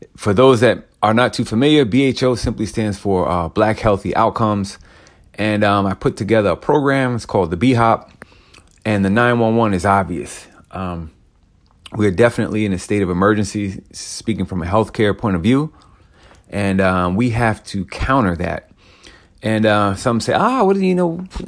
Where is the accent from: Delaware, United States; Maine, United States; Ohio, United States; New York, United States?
New York, United States; I grew up in New York